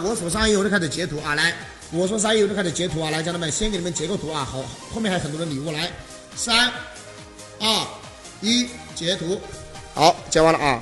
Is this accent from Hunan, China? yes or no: yes; Hunan, China; 因为我也是湖南人